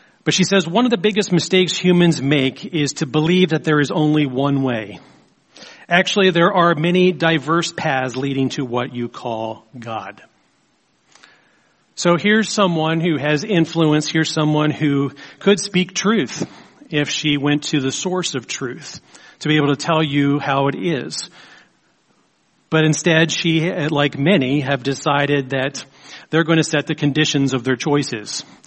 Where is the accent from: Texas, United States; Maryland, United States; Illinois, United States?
Maryland, United States; Baltimore; I grew up in Baltimore, Maryland.